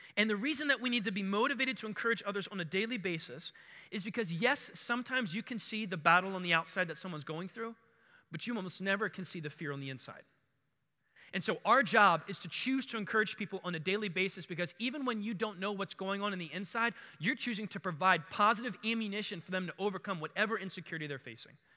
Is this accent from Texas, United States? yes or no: no; Baltimore, Maryland, United States; also born or lived in Howard County, Maryland; I grew up in Maryland. Uh, we lived in Bal-, in Baltimore, like where the west side of the city, Edmondson, right on the city county line, and that's where I grew up